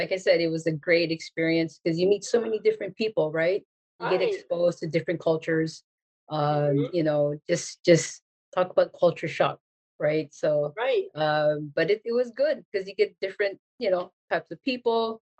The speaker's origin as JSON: {"language": "English", "town": "Waipahu", "region": "Hawaii", "country": "United States", "tie": "born or raised there", "also_born_or_lived": "Honolulu", "moved": "as an adult", "said": "I was born in Honolulu, first part of my childhood, and then we moved to Waipahu, where my family still resides. Mm-hmm. So it's just fun, big Filipino community"}